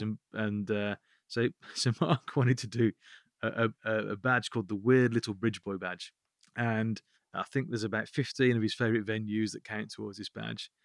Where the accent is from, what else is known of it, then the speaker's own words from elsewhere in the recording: Birmingham, West Midlands, United Kingdom; I'm from Birmingham